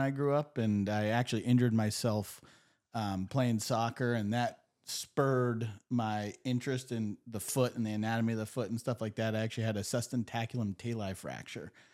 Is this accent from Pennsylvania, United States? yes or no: yes; Erie, Pennsylvania, United States; I grew up in Erie